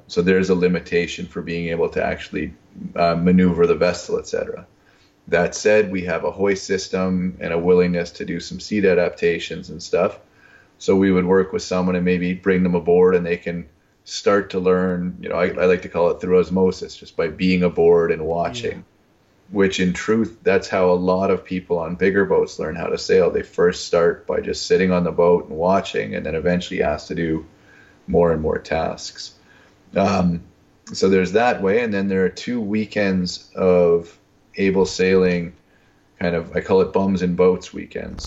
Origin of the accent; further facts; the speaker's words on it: Winnipeg, Manitoba, Canada; I'm from Winnipeg, which is in the middle of the pra- Canadian prairies